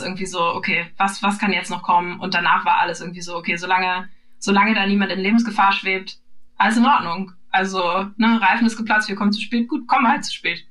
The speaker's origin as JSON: {"language": "German", "region": "Northern Germany", "country": "Germany", "said": "das sage ich als Norddeutsche"}